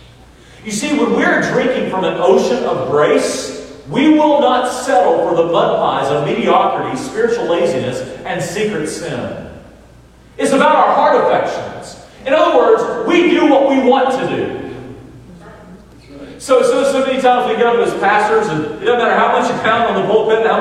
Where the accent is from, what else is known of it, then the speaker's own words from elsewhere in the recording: North Carolina, United States; now in Roanoke, United States; I grew up in North Carolina, and I've lived almost as much time in Roanoke as I have in North Carolina